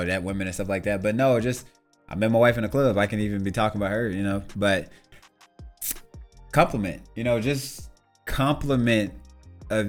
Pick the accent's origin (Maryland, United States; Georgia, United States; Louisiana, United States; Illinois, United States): Louisiana, United States; Shreveport; I grew up in Shreveport, Louisiana